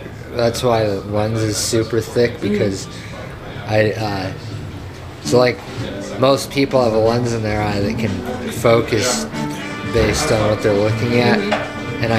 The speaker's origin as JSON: {"language": "English", "town": "Fort Collins", "region": "Colorado", "country": "United States", "tie": "born or raised there", "also_born_or_lived": "Western New York", "said": "I lived here till I was 10"}